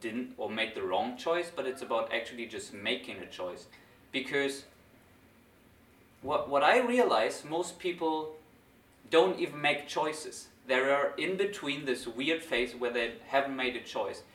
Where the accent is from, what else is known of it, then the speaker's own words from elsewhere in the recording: Germany; I go back to Germany, to my hometown, back to my parents' house